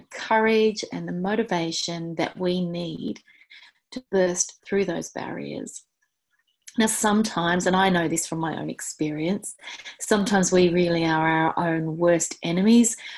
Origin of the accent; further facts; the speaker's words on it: Hobart, Tasmania, Australia; next stop after my hometown of Hobart is Antarctica